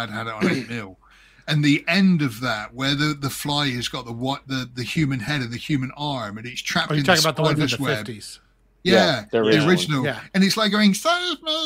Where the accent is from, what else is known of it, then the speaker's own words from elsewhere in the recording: United Kingdom; as a British person